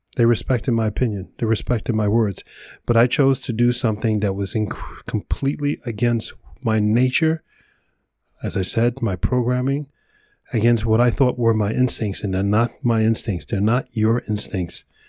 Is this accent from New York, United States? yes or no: yes; New York, United States; Mister New Yorker, hardcore, you know, project boy, growing up in New York, concrete forest